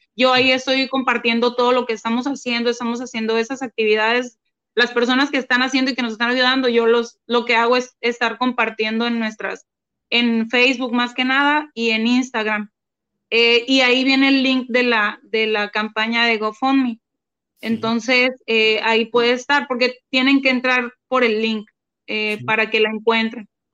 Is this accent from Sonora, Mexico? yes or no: yes; Mátape, Sonora, Mexico; moved away; also born or lived in Hermosillo, Sonora; nosotros somos de Hermosillo, Sonora. Pero yo, cuando empezó la pandemia, nos fuimos a, quedar a, un pueblo del que yo soy, eh, pero no, no, no había vivido allá desde hace como 25 años, es de un pueblo que se llama Matape